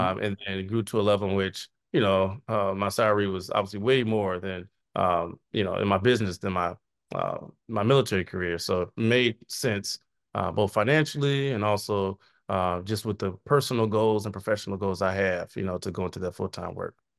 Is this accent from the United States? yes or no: yes; Chicago, Illinois, United States; I was born in Chicago, went to high school in the south suburbs of Chicago